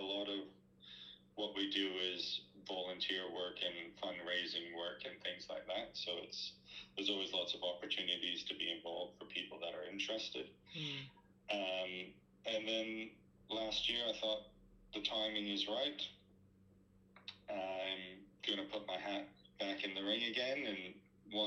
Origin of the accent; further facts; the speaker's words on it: Canada; moved away as an adult; now in Australia; I'm originally from Canada, and I've been here for about 16 years now